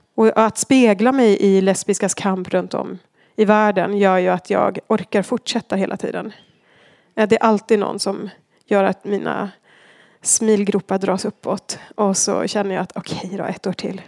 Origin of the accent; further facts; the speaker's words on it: Argentina; moved away as an adult; now in Sweden; Jag växte upp i Argentina